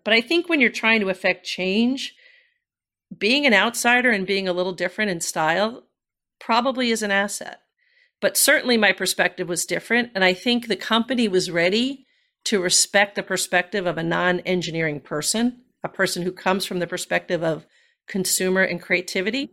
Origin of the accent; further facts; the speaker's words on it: New York City, New York, United States; like a Bronx girl made good